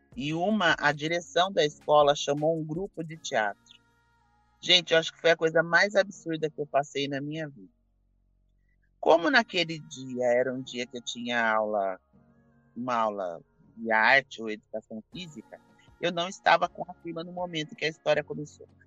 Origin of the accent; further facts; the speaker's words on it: Campinas, São Paulo, Brazil; eu sou de Campinas